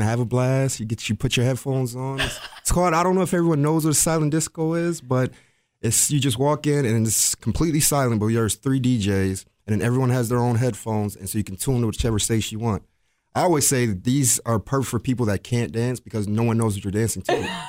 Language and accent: English; Rochester, New York, United States; born and raised in Rochester, so I went to Aquinas Institute